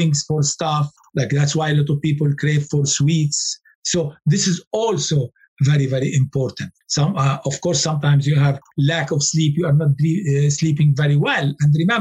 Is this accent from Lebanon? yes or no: yes; Lebanon; I come from Lebanon